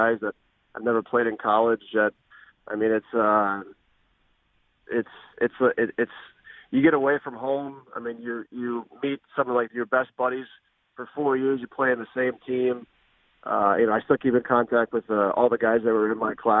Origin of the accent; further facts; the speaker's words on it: Minnesota, United States; in Minnesota for me growing up